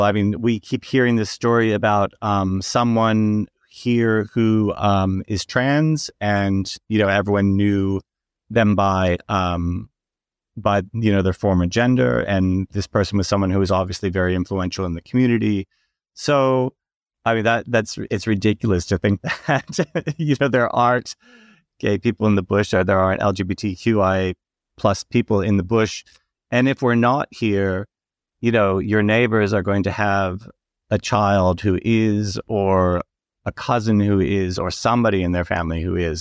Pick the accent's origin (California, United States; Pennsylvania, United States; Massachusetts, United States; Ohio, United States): Massachusetts, United States; Gardner; moved away as an adult; also born or lived in New York / Sydney / Fiji / Brisbane; now in Blackall, Australia; I grew up in Gardner, Massachusetts